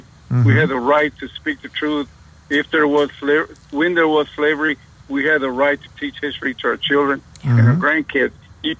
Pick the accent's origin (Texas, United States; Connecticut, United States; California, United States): Texas, United States; Dallas; I grew up in Dallas and you know, in West Dallas.